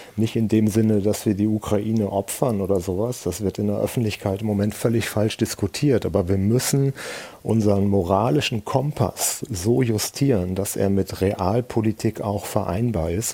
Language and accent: German; Germany; wir als Deutsche